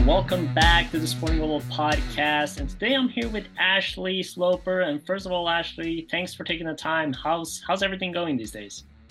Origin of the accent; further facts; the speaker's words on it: Norway; moved away; I was from Norway